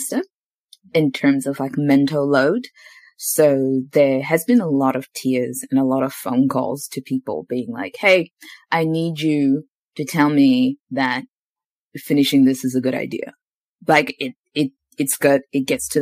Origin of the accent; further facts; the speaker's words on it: New Zealand; moved away as an adult; also born or lived in Zimbabwe / Queenstown, New Zealand; now in Australia; up until I was 11, I grew up in Zimbabwe. And from 11 to about 23, 24, I was in New Zealand